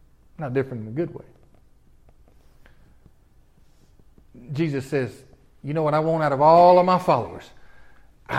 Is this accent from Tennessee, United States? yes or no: yes; Tennessee, United States; moved away; I'm from Tennessee